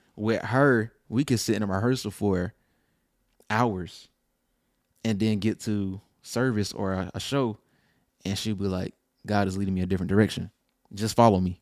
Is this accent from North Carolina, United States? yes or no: yes; Lillington, North Carolina, United States; born or raised there; also born or lived in Fayetteville, North Carolina